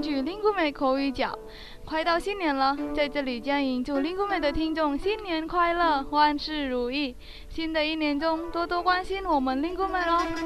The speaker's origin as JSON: {"language": "Chinese", "country": "Indonesia", "said": "来自印度尼西亚"}